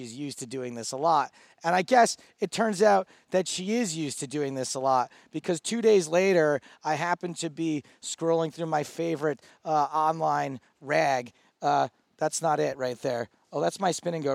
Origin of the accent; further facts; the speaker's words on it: United States; I'm American